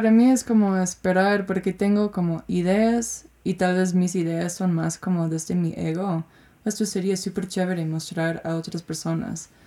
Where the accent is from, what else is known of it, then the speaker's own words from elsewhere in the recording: United States; Spanish is a second language; moved away; cómo puedo expresarme viviendo, siendo gringa, pero hace cinco años que no vivo en Estados Unidos y, y expresándome en, mi presente.